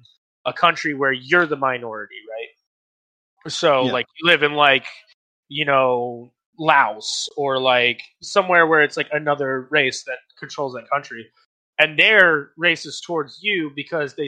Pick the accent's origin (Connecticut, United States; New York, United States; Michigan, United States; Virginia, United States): Virginia, United States; I grew up in Virginia